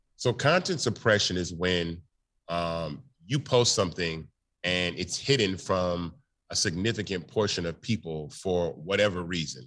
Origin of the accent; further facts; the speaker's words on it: Memphis, Tennessee, United States; I'm from Memphis, Tennessee.